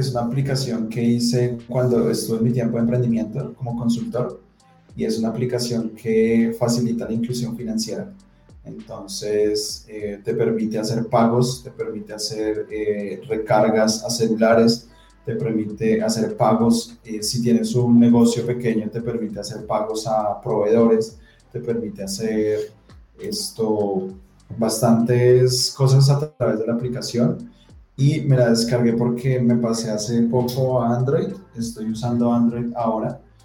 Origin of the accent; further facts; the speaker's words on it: Colombia; como colombianos